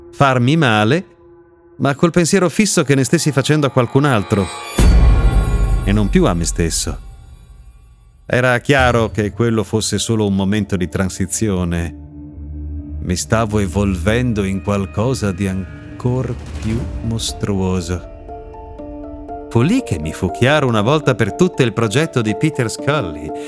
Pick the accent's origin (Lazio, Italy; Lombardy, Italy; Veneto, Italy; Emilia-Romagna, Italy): Emilia-Romagna, Italy; Ferrara; Siamo a Ferrara, la mia città d'origine nella quale sono cresciuto per un po'.